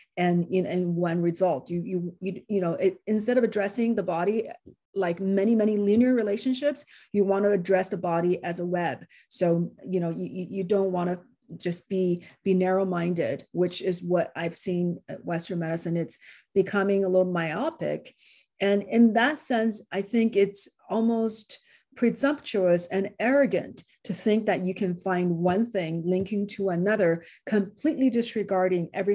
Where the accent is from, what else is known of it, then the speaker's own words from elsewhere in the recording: Beijing, China; moved away as an adult; now in California, United States; I grew up in China. I spent my first 20 years in Beijing.